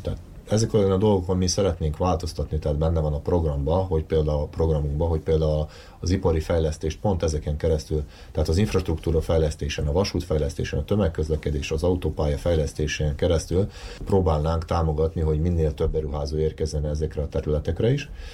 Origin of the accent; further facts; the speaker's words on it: Vojvodina, Serbia; mint vajdasági magyaroknak, akik itt élünk Vajdaságban